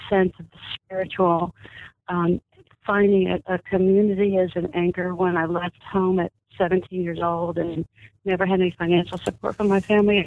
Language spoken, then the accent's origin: English; Dallas, Texas, United States; I was born and raised in Dallas in a very typical mid-continent secular home